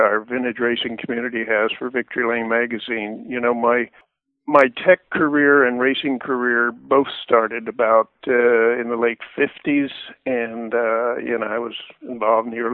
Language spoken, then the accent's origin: English; Weatherford, Texas, United States; our farm ranch property back in Weatherford, Texas. So I was enamored with trains growing up